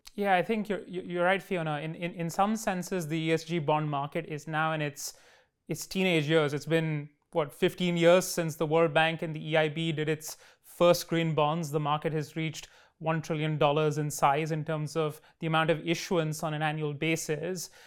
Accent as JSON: {"language": "English", "region": "Delhi", "country": "India", "tie": "born or raised there", "said": "in my hometown of Delhi"}